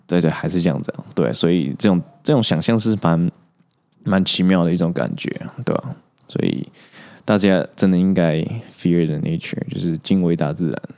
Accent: Taiwan; 我一直都待台湾

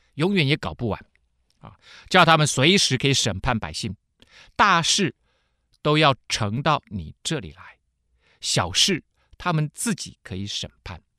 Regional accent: Taiwan; 我们台湾人

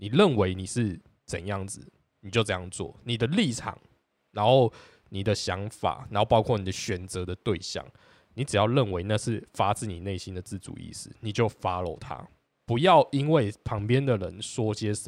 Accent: Taiwan; 因为我觉得我们身为一个台湾人，明明跟黑人真的是八竿子扯不上关系

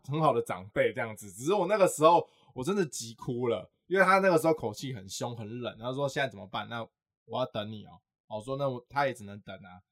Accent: Pingtung County, Taiwan; moved away as an adult; now in Taipei, Taiwan; 而且我刚上台北，我是屏东人

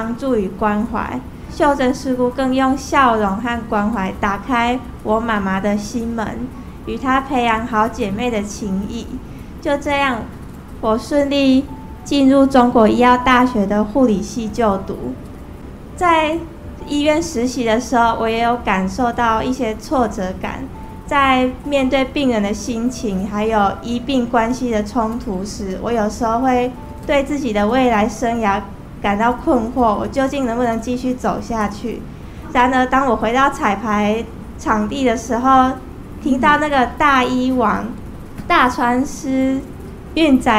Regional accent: Nantou County, Taiwan; 过去我的家庭经济状况一直都不是很好

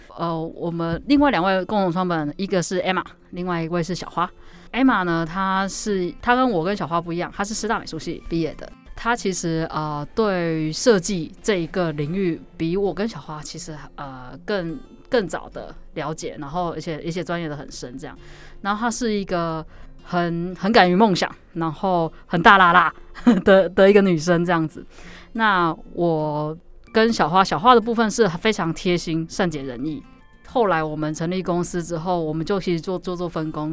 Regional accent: southern Taiwan, Taiwan; moved away; also born or lived in Taipei; 我们都是南部的小孩

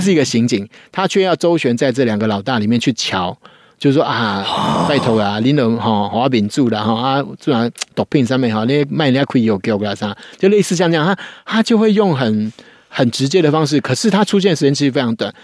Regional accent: Taiwan; 其实我们台湾人都是这样子啊

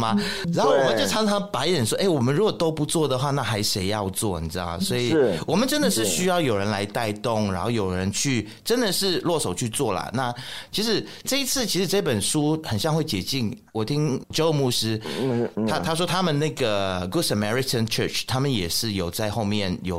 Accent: Malaysia; 我觉得我们马来西亚人可能就是过得太安逸了啦，你知道吗？

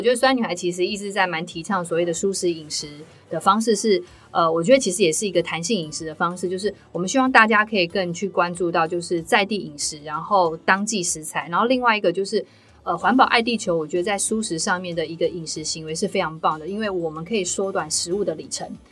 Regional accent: Taiwan; 我们台湾人对椰奶的接受度没那么高

